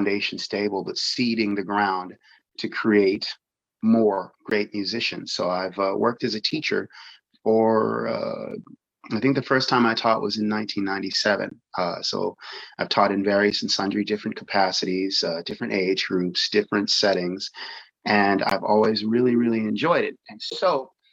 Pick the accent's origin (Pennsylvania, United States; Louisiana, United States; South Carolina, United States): Pennsylvania, United States; Pittsburgh; now in California, United States; I'm originally from Pittsburgh, Pennsylvania, and I've lived out here in California for a couple of decades